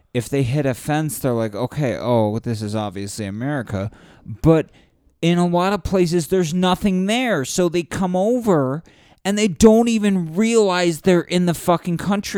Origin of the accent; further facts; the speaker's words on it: San Diego, California, United States; I grew up in San Diego.